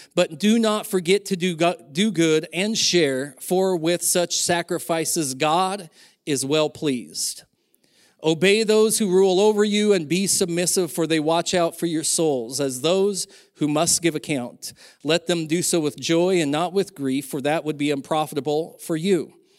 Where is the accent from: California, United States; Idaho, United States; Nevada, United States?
Idaho, United States; Silver Valley; When I was younger, growing up in the Silver Valley